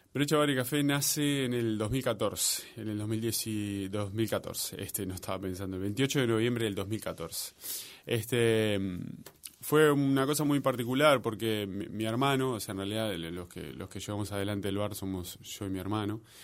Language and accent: Spanish; Maldonado, Uruguay; now in Montevideo, Uruguay; mi hermano y yo somos de Maldonado, este, y como toda persona de, la clase trabajadora de Maldonado